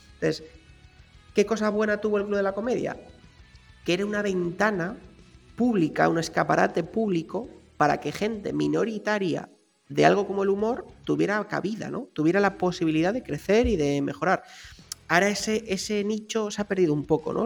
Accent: Spain

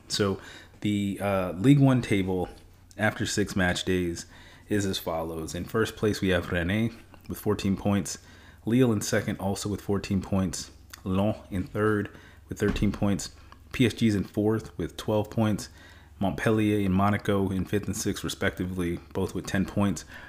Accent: United States; moved away; also born or lived in Stuttgart, Germany; I am still an American

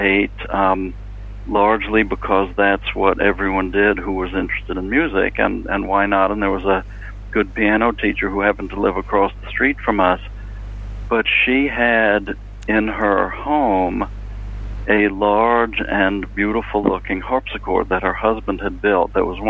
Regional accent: New Haven, Connecticut, United States; I was born and raised in New Haven, Connecticut, the town where Yale University is.

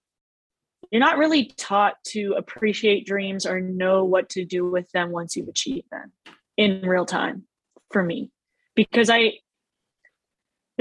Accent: Oakland, California, United States; we're kids from Oakland, Dame's from Oakland. We grew up in the same circles

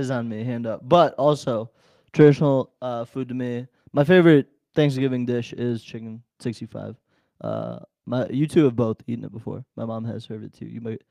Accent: India; born there; moved away; For those of you who don't know, I am foreign. I was born in India.

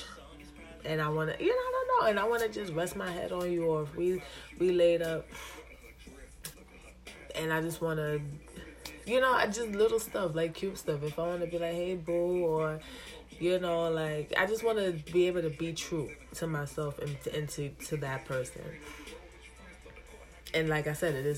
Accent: Jamaica; I am Jamaican

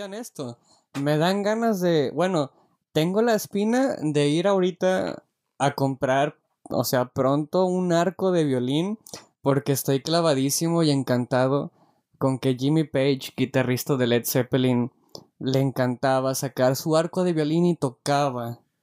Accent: Mexico; Como buen mexicano

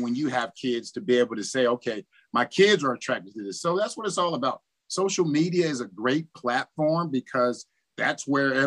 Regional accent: Cincinnati, Ohio, United States; moved away; also born or lived in Winnipeg; I was in my hometown

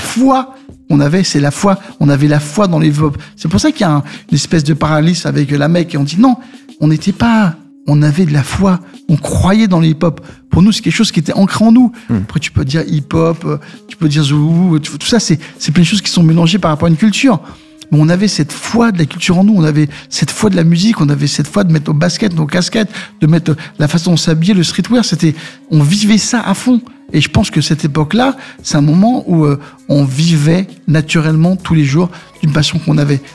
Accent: Saint-Ouen, Île-de-France, France; also born or lived in Mauritius; d'où je viens, c'est mon quartier de Saint-Ouen mhm. et ma terre qui est les Maurice

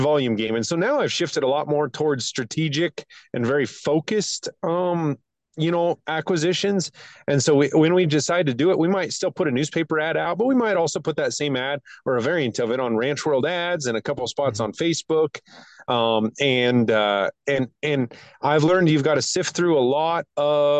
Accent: Wyoming, United States; That's my home state.

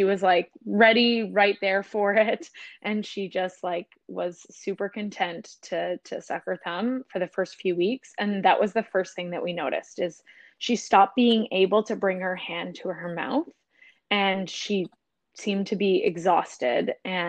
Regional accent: Ontario, Canada; now in British Columbia, Canada; We're originally from Ontario, but fell in love with the ocean and found ourselves to the West Coast.

